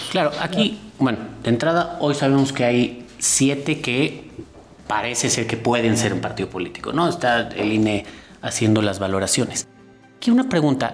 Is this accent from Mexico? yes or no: yes; Mexico; Nuestros partidos son, son estables